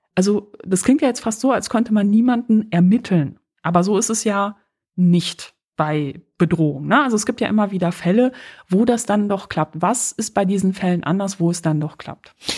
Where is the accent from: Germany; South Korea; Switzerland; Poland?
Poland; moved away; ich komme aus Polen